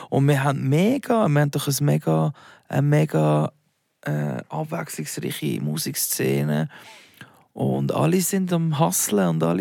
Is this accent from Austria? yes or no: no; Basel, Basel-Stadt, Switzerland; accent: Baseldeutsch; now in Zürich, Switzerland; Also, wenn ich äh, in meiner alten Heimat bin, rede ich sicher mehr äh, Baseldeutsch als äh, wenn ich jetzt irgendwie mit dir bin.